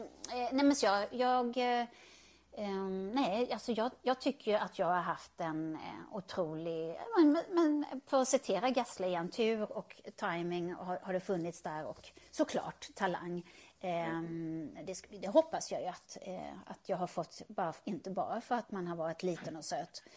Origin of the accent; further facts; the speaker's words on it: Karlskrona, Blekinge, Sweden; moved away; also born or lived in Stockholm; jag kommer från Karlskrona som man kanske hör på min dialekt